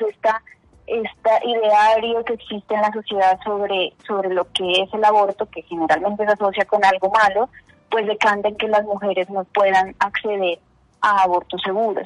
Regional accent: Ipiales, Nariño, Colombia; now in Bogotá, Colombia; soy de Ipiales, Nariño. Eh, ahora actualmente en Bogotá

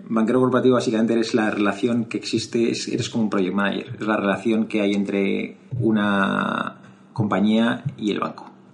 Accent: Madrid, Community of Madrid, Spain; yo soy de Madrid, estudié en los Jesuitas de Madrid

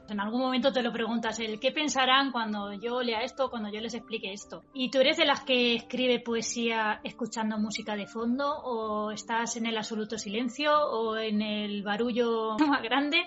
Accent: Spain; yo soy española, quiero utilizar el español

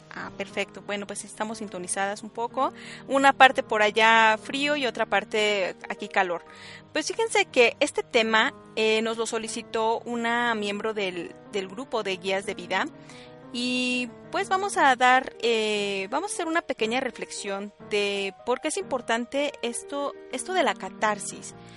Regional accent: State of Mexico, Mexico; yo soy del Estado de México

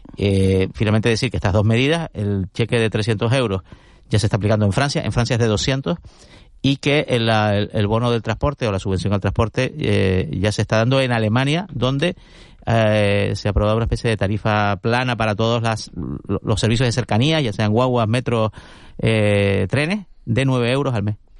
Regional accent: Santa Cruz de Tenerife, Canary Islands, Spain; Yo crecí en Tío Pino, que es un barrio donde hacíamos hogueras, hacíamos hogueras en el barranquillo que hay allí justo al lado, que es una especie de afluente del Barranco de Santos

